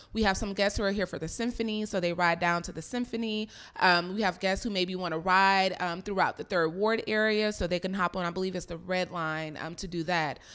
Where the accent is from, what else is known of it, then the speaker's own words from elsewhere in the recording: Florida, United States; I'm from Florida. We don't have any type of train systems out there besides the Amtrak.